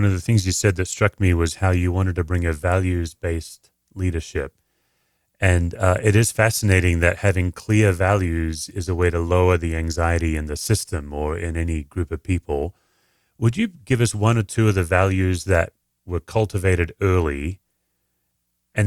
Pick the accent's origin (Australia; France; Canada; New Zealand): Australia; as an Aussie